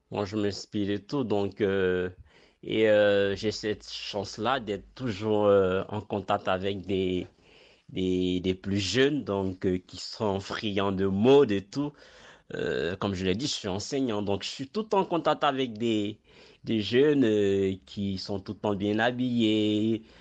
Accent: Morocco; Après, euh, pour la vente, ben, je ne vends pas qu'au Maroc. Donc, euh, je vends dans mon pays d'origine et je vends aussi vers l'Europe.

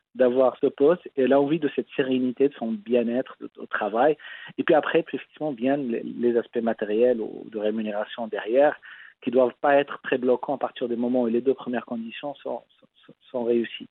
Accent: Casablanca, Casablanca-Settat, Morocco; j'ai grandi à Casablanca

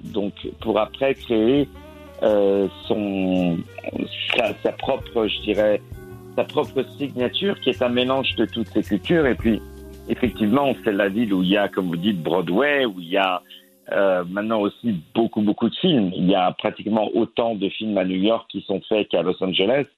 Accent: Chelles, Île-de-France, France; also born or lived in Moroccan ancestry (Fès); Je suis né à une petite ville qui s'appelle Bruxelles-sur-Chantraine, mais j'ai grandi dans une ville qui s'appelle Chelles

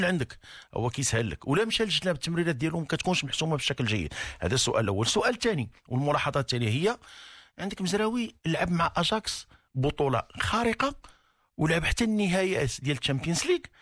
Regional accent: Morocco; حنا كمغاربه

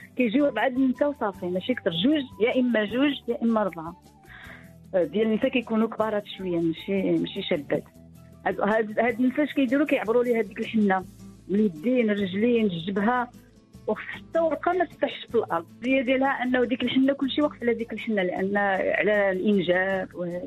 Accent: Nador, Oriental, Morocco; حنا عندنا في الناظور

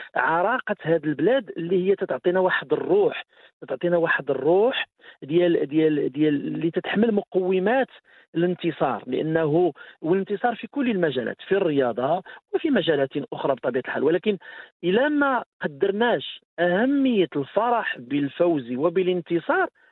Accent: Morocco; احنا مغاربه

